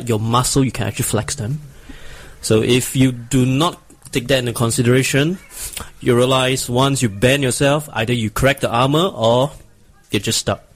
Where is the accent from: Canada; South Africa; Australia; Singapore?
Singapore; I'm a cosplayer from Singapore, this small little island below Malaysia.